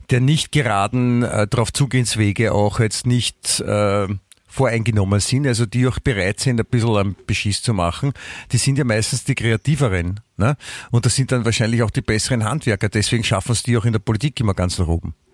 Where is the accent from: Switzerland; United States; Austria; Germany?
Austria; bin auch aus